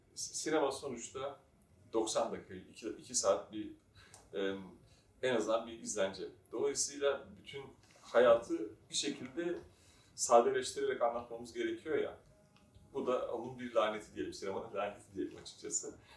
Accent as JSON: {"language": "Turkish", "region": "Istanbul", "country": "Turkey", "tie": "born or raised there", "said": "ben de zaten Erenköy'de büyüdüm."}